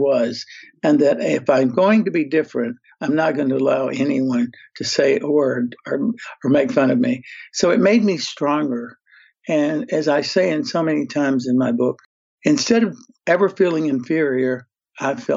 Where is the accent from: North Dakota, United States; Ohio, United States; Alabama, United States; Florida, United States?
Alabama, United States; Birmingham; now in Beverly Hills, United States; I came from Birmingham, Alabama to Beverly Hills, California